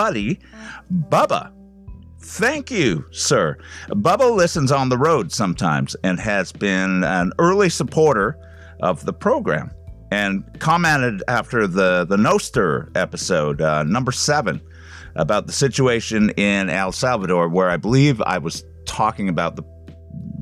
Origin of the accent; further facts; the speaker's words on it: Canada; as a Canadian